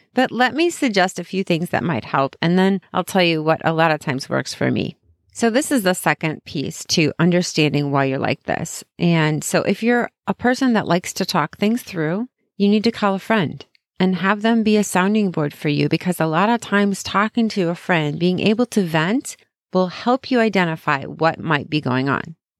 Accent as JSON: {"language": "English", "town": "Chicago", "region": "Illinois", "country": "United States", "said": "I'm from Chicago"}